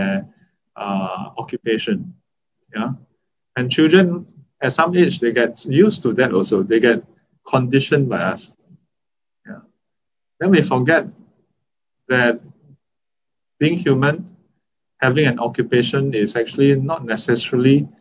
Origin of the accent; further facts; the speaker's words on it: Singapore; As a Singaporean